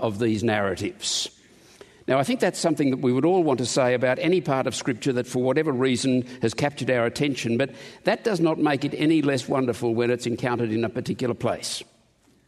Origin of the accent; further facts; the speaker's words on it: Australia; I'm an Australian